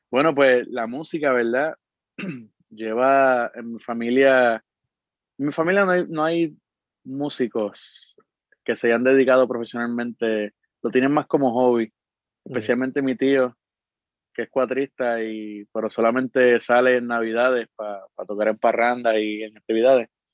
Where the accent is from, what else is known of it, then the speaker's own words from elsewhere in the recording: Arecibo, Puerto Rico; Nací y me crié en Arecibo, en el barrio Sabanahoyo